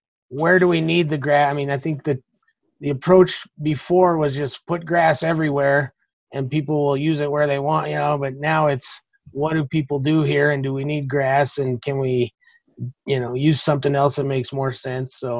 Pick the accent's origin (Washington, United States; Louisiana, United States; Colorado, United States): Colorado, United States; Alamosa; my hometown, Alamosa.